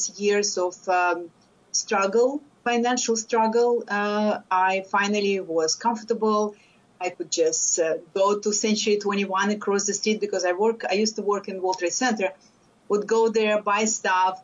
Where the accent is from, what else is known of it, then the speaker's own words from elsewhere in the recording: Lithuania; English is a second language; moved away as an adult; now in United States; I am a first-generation immigrant from Lithuania. I came to the States over 30 years ago. And when I came, even though I had a master's degree in physics, I did not speak English.